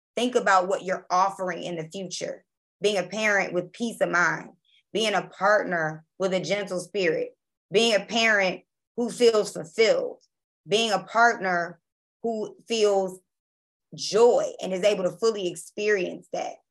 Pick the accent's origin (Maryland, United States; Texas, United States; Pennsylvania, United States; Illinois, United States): Maryland, United States; Baltimore; also born or lived in Jackson, Mississippi; now in New Orleans, United States; I'm from Baltimore, Maryland, by way of Jackson, Mississippi. And I live in New Orleans, Louisiana.